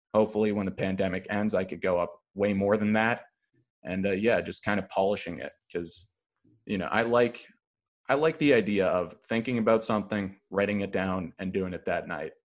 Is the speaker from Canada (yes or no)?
yes; Thornhill, Ontario, Canada; I am from Thornhill. Uh, it's between Vaughn and Markham.